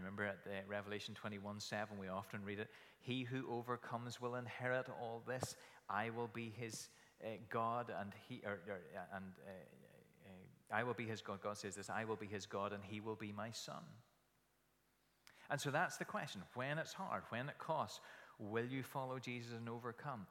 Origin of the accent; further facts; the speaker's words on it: Kilkeel, Northern Ireland, United Kingdom; When I grew up in Kilkeel, as a little aside, I went to a Sunday school in the Alfred Eady Hall